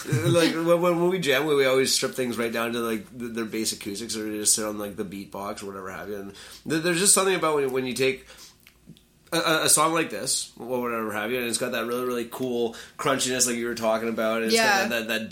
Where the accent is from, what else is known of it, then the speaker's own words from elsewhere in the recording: Canada; you can't tell we're Canadian either.